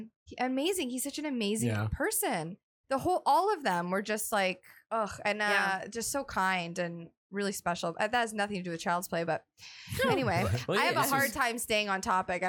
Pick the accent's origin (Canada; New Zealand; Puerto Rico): Canada; I'm Canadian.